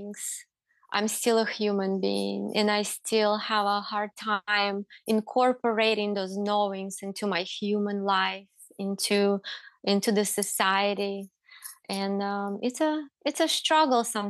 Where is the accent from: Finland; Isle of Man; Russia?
Russia; now in United States; I grew up in Russia.